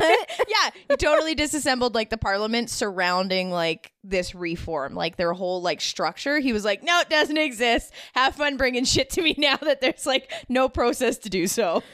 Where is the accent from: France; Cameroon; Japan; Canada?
Canada; I am definitely a first generation Canadian